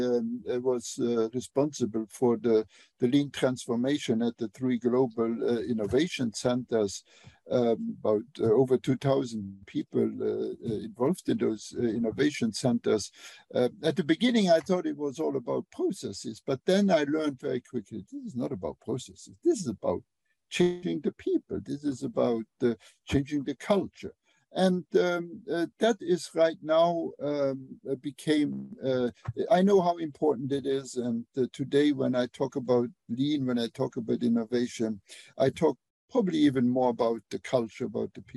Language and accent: English; Luxembourg; English is a second language; moved away as an adult; also born or lived in Germany; now in United States; I did not grow up speaking English. I grew up in Europe, in Luxembourg.